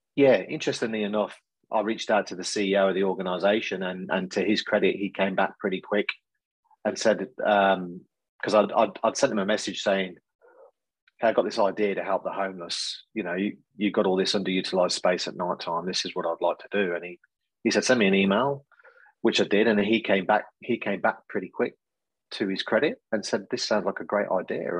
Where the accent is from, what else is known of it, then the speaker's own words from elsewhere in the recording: Coventry, West Midlands, United Kingdom; now in Australia; you'll probably gather from my accent, not a local boy to Australia. So originally from the UK, a place called Coventry in central England